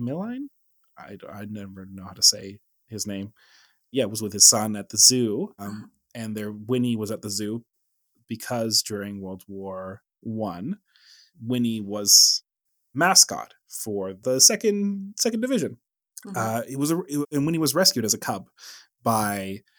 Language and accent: English; Canada; Every Canadian's gonna know about them because growing up watching TV